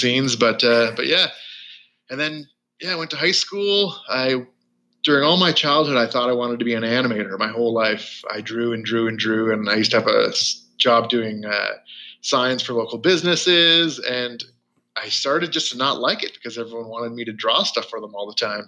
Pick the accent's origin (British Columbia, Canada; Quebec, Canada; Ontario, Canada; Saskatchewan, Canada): Ontario, Canada; rural; I grew up in a in a pretty rural Ontario for most the most part of my life. Small towns.